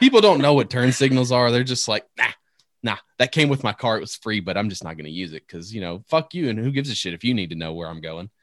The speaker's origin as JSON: {"language": "English", "region": "Northern Virginia", "country": "United States", "tie": "born or raised there", "also_born_or_lived": "Tennessee", "moved": "yes", "said": "I grew up in Northern Virginia"}